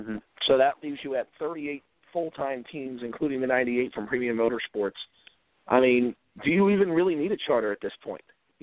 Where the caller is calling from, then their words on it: Virginia, United States; in Virginia.